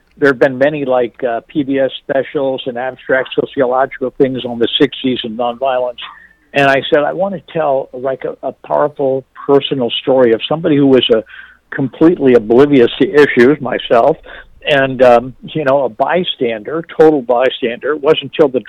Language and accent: English; Northern Virginia, United States; born or raised there; also born or lived in Washington, D.C.